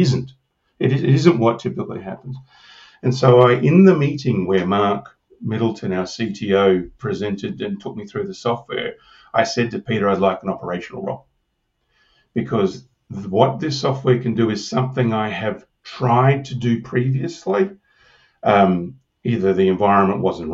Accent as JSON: {"language": "English", "town": "Broken Hill", "region": "New South Wales", "country": "Australia", "said": "I'm from Broken Hill in you know, the desert."}